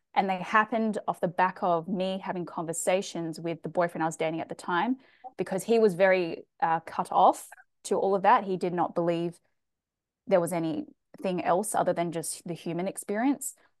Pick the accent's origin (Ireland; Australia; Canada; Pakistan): Australia; accent: Australian; also born or lived in Chile; i am from australia as you can tell from my accent i've done a lot of travel i've lived in other countries growing up um, South America. We lived in Chile